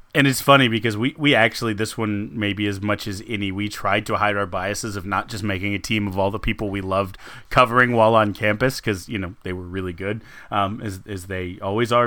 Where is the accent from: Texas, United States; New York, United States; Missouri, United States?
Texas, United States; San Antonio; I grew up in San Antonio